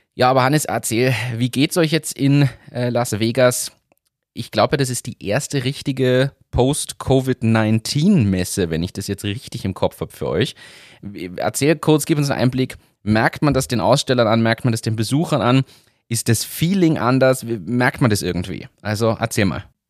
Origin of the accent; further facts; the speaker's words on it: Germany; also born or lived in Upper Austria; now in Austria; Als Deutscher